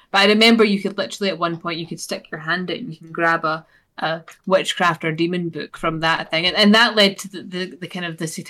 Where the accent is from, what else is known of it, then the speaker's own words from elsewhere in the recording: Scotland, United Kingdom; accent: Scottish; This is me getting my fix of my Scottish accent and my weekly one for that.